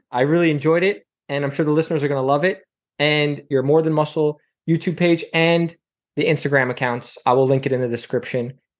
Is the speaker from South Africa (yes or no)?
no; Canada; I'm Canadian.